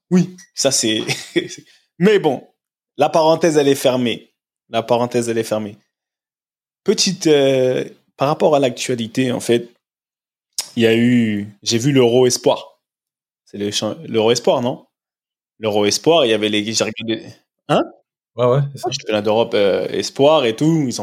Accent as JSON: {"language": "French", "town": "Paris", "region": "Île-de-France", "country": "France", "said": "je suis parisien comme Neymar"}